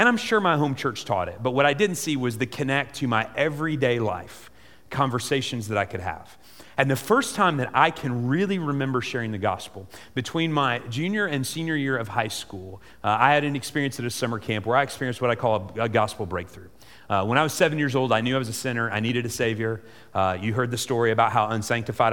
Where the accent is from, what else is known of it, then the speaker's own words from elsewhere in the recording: Salem, Illinois, United States; in the tradition that I grew up in First Baptist Church of Salem, Illinois